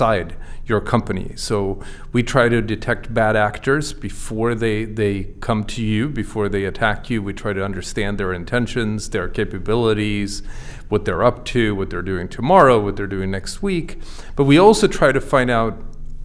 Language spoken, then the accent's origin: English; Sweden; moved away as an adult; also born or lived in Boston area, United States; now in Boston, United States; I grew up in Sweden. I came to the US 20 years ago.